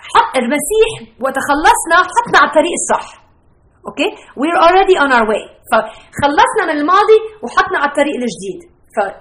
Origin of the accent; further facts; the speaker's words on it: Beirut, Beirut Governorate, Lebanon; now in United States; انا ربيت ببيروت